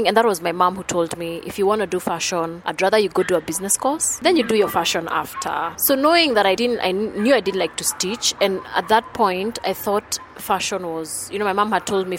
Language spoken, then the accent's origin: English; Thika, Kiambu County, Kenya; moved away as an adult; now in Nairobi, Kenya; I was born in Thika, raised in Thika, and then I moved to Nairobi 13 years ago